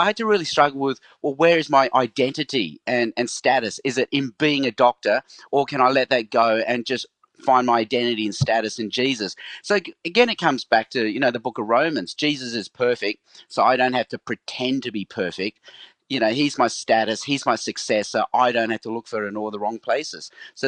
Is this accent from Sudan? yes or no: no; Australia; also born or lived in Hong Kong; So I was born in Hong Kong, but as a baby, my parents moved to Australia. So I grew up in Australia.